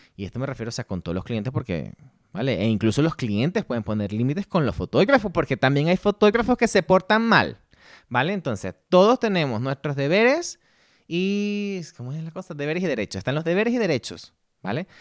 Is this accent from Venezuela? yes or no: yes; Ciudad Bolívar, Bolívar, Venezuela; moved away as an adult; also born or lived in Ireland; now in Madrid, Spain; soy nacido en Ciudad Bolívar, Venezuela, pero llevo ya 10 años fuera